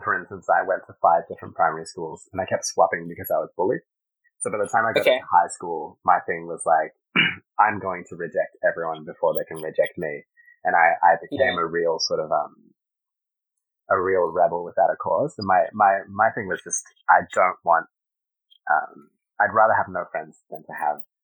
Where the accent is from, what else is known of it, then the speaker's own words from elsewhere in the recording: Sydney, New South Wales, Australia; also born or lived in Caracas, Venezuela; my parents moved to Australia in 1992. So I grew up in Sydney